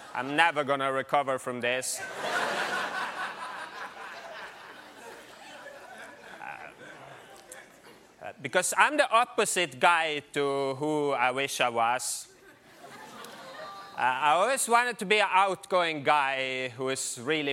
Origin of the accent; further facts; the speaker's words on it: Norway; now in New York, United States; I'm from Norway